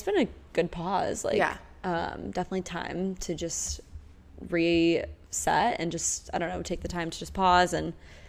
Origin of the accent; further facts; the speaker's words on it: Omaha, Nebraska, United States; also born or lived in New York City; now in Charleston, United States; I'm originally from Omaha, Nebraska, but have been living in New York City for a little bit over a year now.